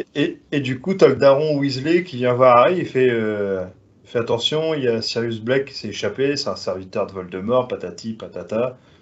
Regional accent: France; je suis français

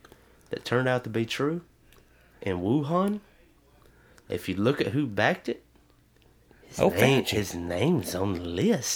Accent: United States; These are my God-given rights for being born in this country.

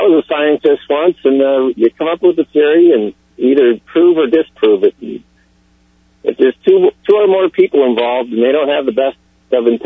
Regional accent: Pennsylvania, United States; I grew up in Pennsylvania where people were always carrying guns around.

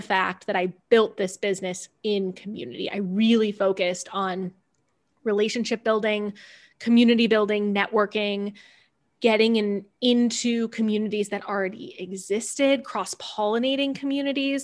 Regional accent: Cleveland, Ohio, United States; moved away; also born or lived in California / Denver; I grew up outside of Cleveland, Ohio, and went to a fairly small school.

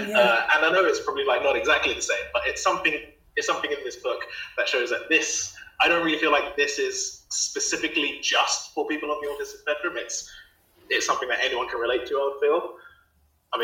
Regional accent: East of England, United Kingdom; it was happening in Finchley in like North London, and I'm coming from Essex, which is like east of London. So trying to get the trains to that when I was about, I don't know, 12, 13, 14, something like that.

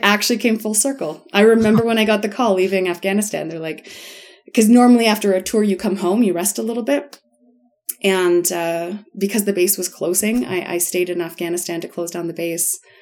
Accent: Guelph, Ontario, Canada; moved away as an adult; also born or lived in Bamako, Mali; I grew up in Guelph

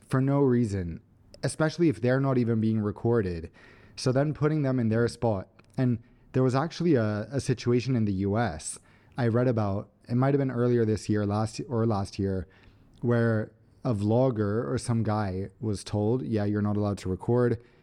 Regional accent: Sweden; we're from Sweden.

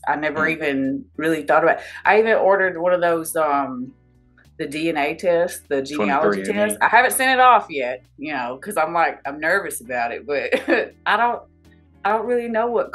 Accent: Somerville, Alabama, United States; moved away; Alabama. It's small. It's so small. There's nothing

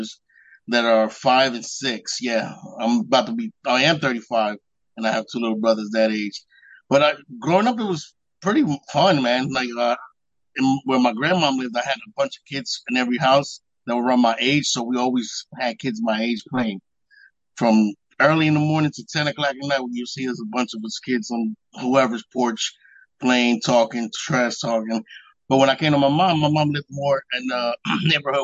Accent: Trenton, New Jersey, United States; Born and raised in Trenton, New Jersey, Mercer Hospital, which doesn't exist no more

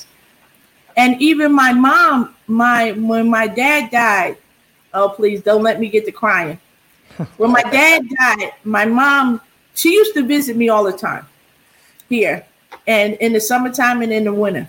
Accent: New Jersey, United States; moved away as an adult; also born or lived in Germany; now in El Paso, United States; I'm from New Jersey

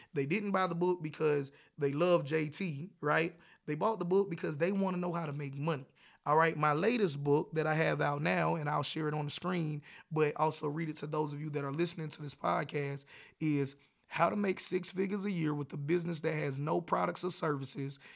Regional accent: South Carolina, United States; I was born and raised in South Carolina and North Carolina

